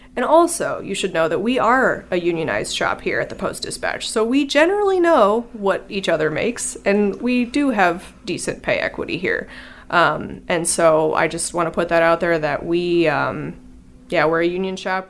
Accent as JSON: {"language": "English", "region": "Illinois", "country": "United States", "said": "I'm from Illinois"}